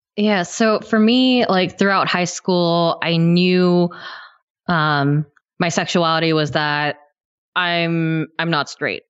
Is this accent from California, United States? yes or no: yes; near Yosemite, California, United States; I grew up near Yosemite